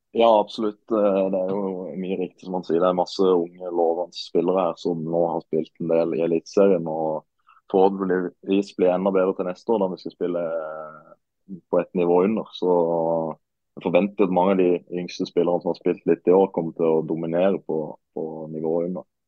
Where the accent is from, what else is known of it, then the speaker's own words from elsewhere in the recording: Marnardal, Agder, Norway; also born or lived in Sandnes; now in Ålesund, Norway; Julaften den tilbringes hjemme i Marnardal sammen med, med, mor og far